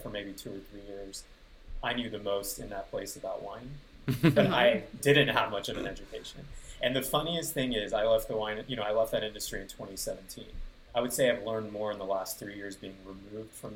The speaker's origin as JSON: {"language": "English", "town": "Houston", "region": "Texas", "country": "United States", "tie": "born or raised there", "moved": "yes", "lives_now": "Austin, United States", "said": "my hometown"}